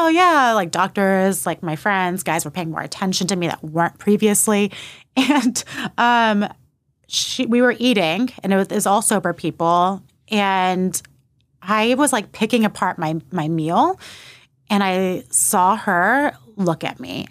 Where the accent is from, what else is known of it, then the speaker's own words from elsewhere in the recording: New Braunfels, Texas, United States; also born or lived in Austin, Texas; I moved from Austin to New Braunfels in second grade